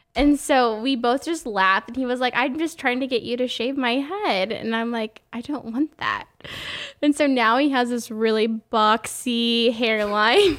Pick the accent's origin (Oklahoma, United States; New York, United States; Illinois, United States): Oklahoma, United States; born or raised there; moved away